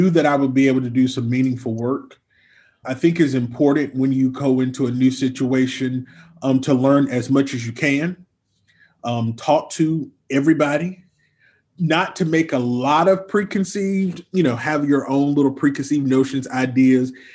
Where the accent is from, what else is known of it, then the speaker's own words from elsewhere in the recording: Eastern North Carolina, United States; I'm from Eastern North Carolina